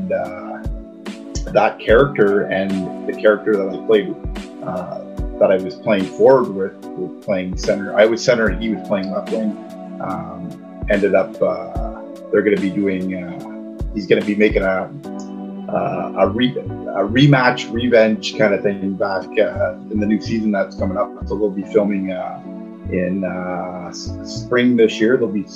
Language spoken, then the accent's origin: English; Sudbury, Ontario, Canada; I'm from Sudbury, Ontario, which is northern Ontario.